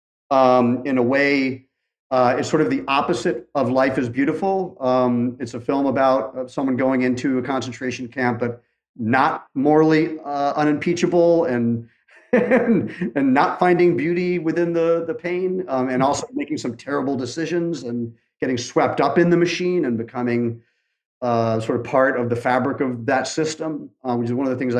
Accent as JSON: {"language": "English", "region": "England", "country": "United Kingdom", "said": "I'm from England"}